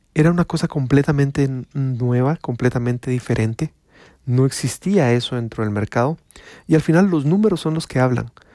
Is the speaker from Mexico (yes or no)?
no; Guatemala; Les estoy hablando de mi país, les estoy hablando de Guatemala